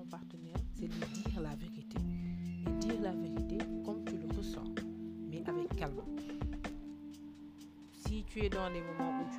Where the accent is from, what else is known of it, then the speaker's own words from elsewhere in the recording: Senegal; je suis sénégalaise.